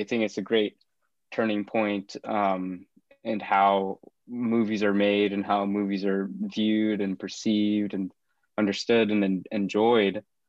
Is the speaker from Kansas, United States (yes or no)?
yes; Kansas, United States; I'm from Kansas, I'm from the Midwest